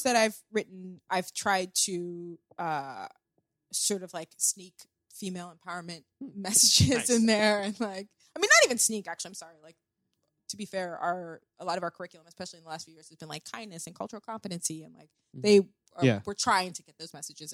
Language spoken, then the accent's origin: English; Columbia, Maryland, United States; moved away as an adult; also born or lived in Barcelona / New York; I am from Columbia, Maryland, which is a special place, and I had a very fortunate upbringing.